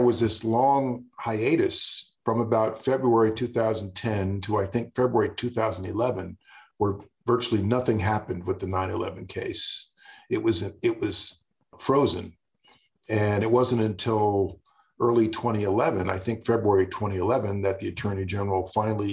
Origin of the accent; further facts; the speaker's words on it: New York, United States; I'm a New Yorker and I was on Manhattan Island on 9/11